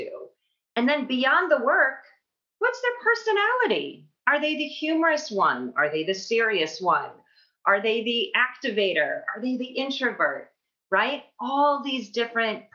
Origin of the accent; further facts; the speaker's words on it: Libertyville, Illinois, United States; moved away as an adult; also born or lived in Madison, Wisconsin / New York City; I grew up outside Chicago, the northwest suburbs of Chicago in Libertyville